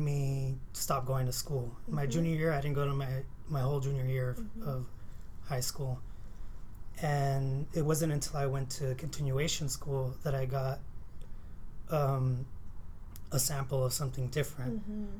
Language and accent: English; Glendale, California, United States; also born or lived in Los Angeles, United States; I came from Los Angeles, the Echo Park area, around the second grade, and then my parents moved to Glendale